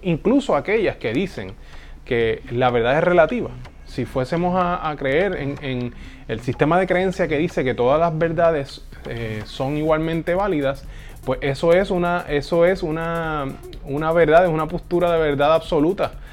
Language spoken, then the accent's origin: Spanish; Puerto Rico; en mi casa, cuando yo era adolescente, eh, en, eh, aquí en Puerto Rico, yo soy de Puerto Rico